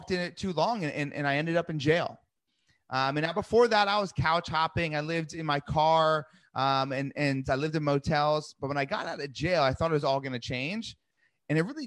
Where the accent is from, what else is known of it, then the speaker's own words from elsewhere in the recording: New Jersey, United States; I grew up in New Jersey